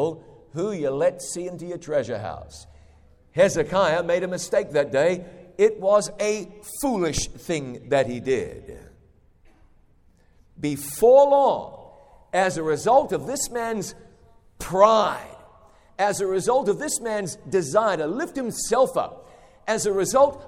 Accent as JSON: {"language": "English", "country": "New Zealand", "moved": "yes", "said": "I go home to my home country of New Zealand"}